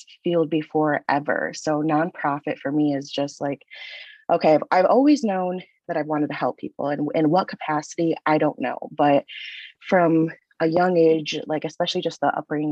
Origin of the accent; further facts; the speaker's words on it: Michigan, United States; I am originally from Michigan